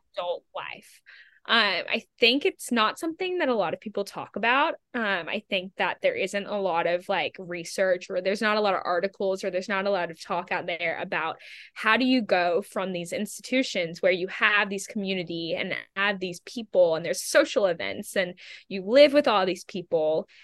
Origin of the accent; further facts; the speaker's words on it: Australia; also born or lived in England / United States; now in New York City, United States; I'm originally from Australia, so I've kind of been bebopping around for a couple years